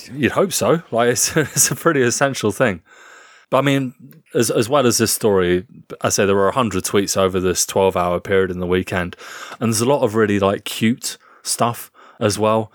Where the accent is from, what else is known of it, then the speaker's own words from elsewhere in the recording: United Kingdom; as a British man